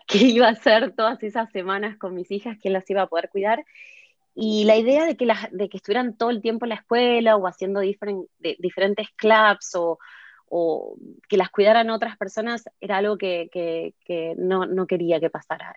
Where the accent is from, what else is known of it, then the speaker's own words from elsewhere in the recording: Martínez, Buenos Aires Province, Argentina; moved away as an adult; now in London, United Kingdom; Hace 21 años que vivo en Londres. Em, nací en Buenos Aires, en Martínez.